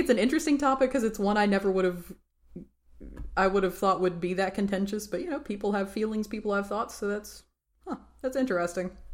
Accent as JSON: {"language": "English", "region": "Tennessee", "country": "United States", "said": "I'm from Tennessee"}